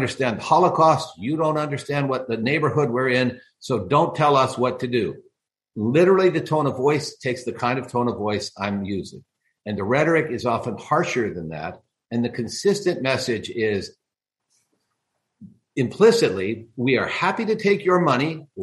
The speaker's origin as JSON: {"language": "English", "country": "United States", "said": "I, as an American, as a patriot, as a person who represents this country"}